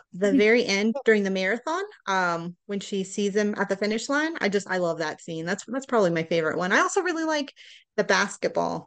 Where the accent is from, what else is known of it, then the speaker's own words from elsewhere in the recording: Houston, Texas, United States; also born or lived in Florida; now in Colorado, United States; we're from Houston